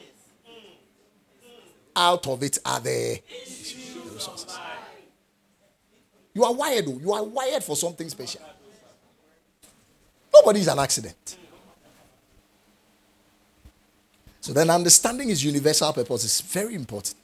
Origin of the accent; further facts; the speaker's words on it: Ghana; I'm a Ghanaian and I'm defining it by where my parents found themselves and gave birth to me